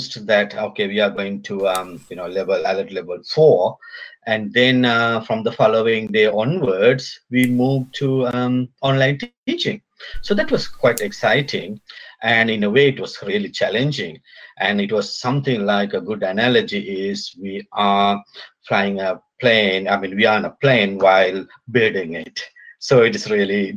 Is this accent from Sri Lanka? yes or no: yes; Sri Lanka; now in Auckland, New Zealand; originally I'm from Sri Lanka